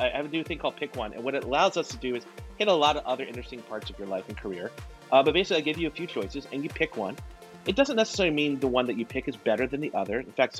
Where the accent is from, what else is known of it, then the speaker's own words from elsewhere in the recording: Greenville, South Carolina, United States; also born or lived in New Orleans, Louisiana / Columbia, South Carolina; So I grew up in New Orleans and South Carolina. Yeah. I grew up in – I was born in Columbia, but grew up in Greenville.